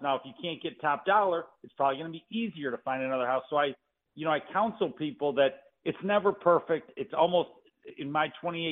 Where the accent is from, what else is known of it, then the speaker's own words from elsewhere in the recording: Detroit, Michigan, United States; born and raised in Detroit